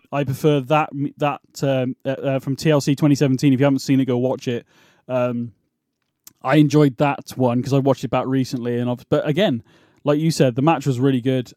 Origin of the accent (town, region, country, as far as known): United Kingdom; accent: British